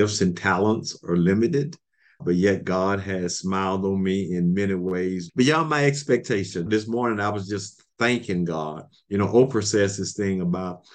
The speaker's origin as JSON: {"language": "English", "town": "Beatrice", "region": "Alabama", "country": "United States", "tie": "born or raised there", "also_born_or_lived": "Des Moines / Selma, Alabama", "moved": "as an adult", "lives_now": "Connecticut, United States", "said": "I was born in Beatrice, Alabama, 30, 40 minutes from G's Beans, in Monroe County, state of Alabama, a little small town, maybe 400 or 500 people at that time"}